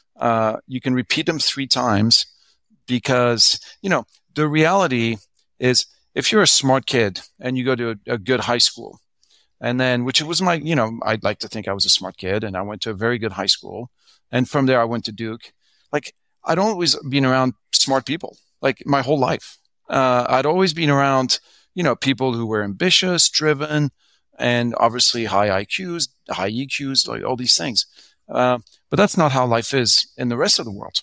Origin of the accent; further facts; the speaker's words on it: France; English is a second language; moved away as an adult; also born or lived in United States; now in Hong Kong; I was born in France. Both my parents are French.